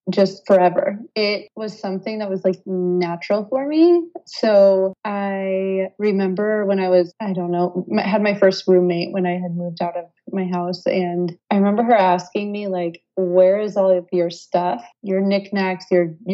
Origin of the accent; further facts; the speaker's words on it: United States; moved away as an adult; now in France; I am living in France right now. I am from the United States.